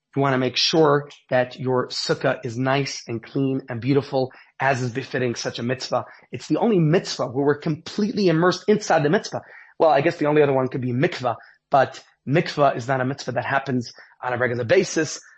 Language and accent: English; New York City, New York, United States; now in Johannesburg, South Africa; growing up in Brooklyn, New York